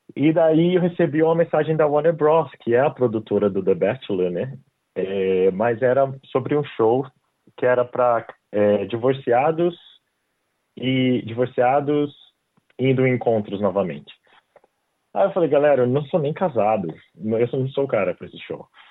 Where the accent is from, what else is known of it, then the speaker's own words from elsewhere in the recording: Brazil; moved away as an adult; now in Australia; eu saí do Brasil, eu dava aula de inglês